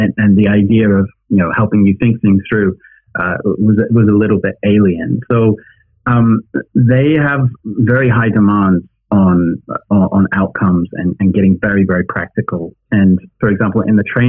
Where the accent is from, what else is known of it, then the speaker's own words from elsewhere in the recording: United Kingdom; now in China; as a British person based in China